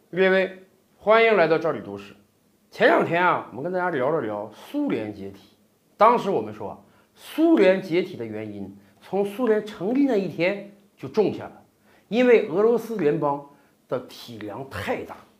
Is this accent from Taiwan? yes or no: no; China; 我们中国人民